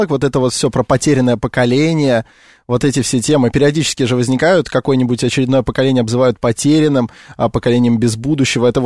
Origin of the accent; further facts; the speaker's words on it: Russia; я в том числе про миллениалов русских, потому что я себя могу к ним отнести